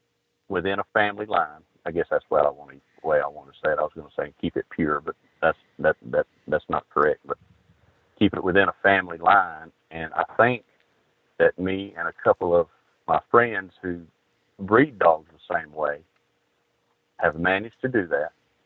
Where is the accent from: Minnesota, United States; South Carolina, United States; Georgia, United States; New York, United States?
Georgia, United States; I'm from Georgia. If I wanted to live in the snow, if I'd go hunting in the snow, I'd want to move to Michigan or Indiana or something.